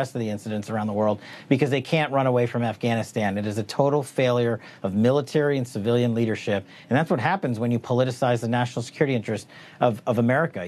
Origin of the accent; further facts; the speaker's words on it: Garden City, New York, United States; also born or lived in Queens, New York; spent most of my upbringing in Garden City as a fellow Garden City Trojan.